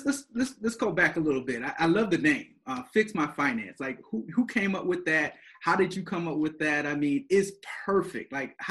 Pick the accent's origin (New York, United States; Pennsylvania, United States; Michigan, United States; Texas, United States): Michigan, United States; Flint; And so here on today on Behind the Grind, I decided to go back to my hometown. And I wanted to interview a guy, probably Flint's best kept secret is what I would like to describe him as.